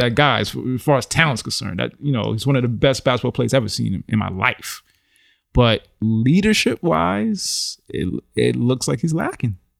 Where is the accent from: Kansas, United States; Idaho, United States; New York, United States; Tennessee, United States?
New York, United States; born and raised in New York